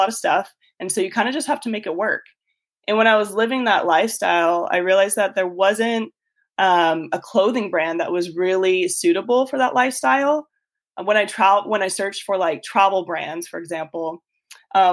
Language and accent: English; Tucson, Arizona, United States; moved away as an adult; also born or lived in Austin, Texas; I grew up in Tucson, Arizona, and I went to school out there